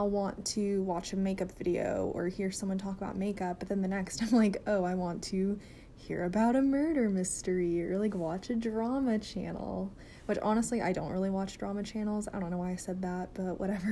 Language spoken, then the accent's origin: English; Arkansas, United States; I'm a nursing student and I'm from Arkansas